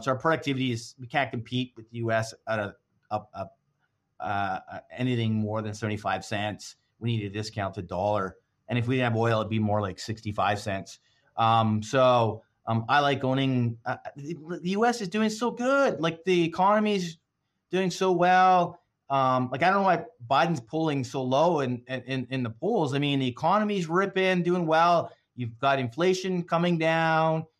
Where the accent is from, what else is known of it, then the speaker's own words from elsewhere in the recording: Canada; as a Canadian